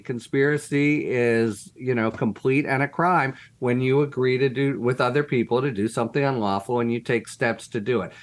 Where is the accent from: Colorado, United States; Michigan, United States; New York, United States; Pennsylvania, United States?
Pennsylvania, United States; Pittsburgh; the Tree of Life Massacre, that's my hometown synagogue